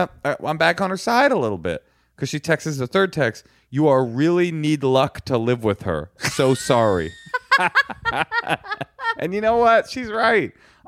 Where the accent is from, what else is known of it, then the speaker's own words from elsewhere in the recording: Los Angeles, California, United States; No, I grew up in Grenada Hills. I'm from here. I went to Hollywood High School. This is my hometown. Un Angelino.